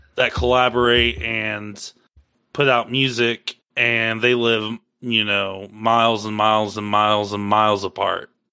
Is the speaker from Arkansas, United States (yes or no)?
no; Iowa, United States; moved away; I'm originally from Iowa, and um, I have family there.